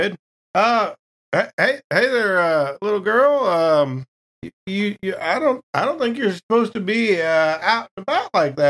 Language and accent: English; Texas, United States; I'm Texan. Gotta be sweet tea.